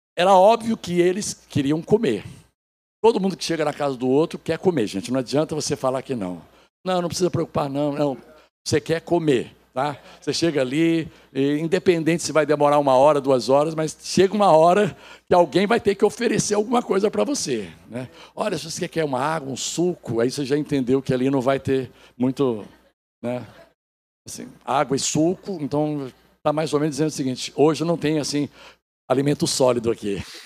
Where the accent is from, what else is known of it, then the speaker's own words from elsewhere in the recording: Goiás, Brazil; moved away as an adult; now in Rio de Janeiro, Brazil; A Suédina, eu e os três filhos somos goianos